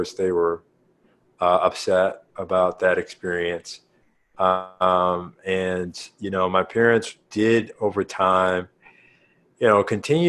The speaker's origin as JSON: {"language": "English", "town": "St. Louis", "region": "Missouri", "country": "United States", "tie": "born or raised there", "said": "we grew up in St. Louis."}